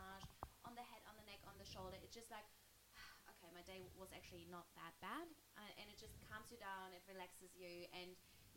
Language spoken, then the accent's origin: English; Germany; now in Australia; I'm from Germany.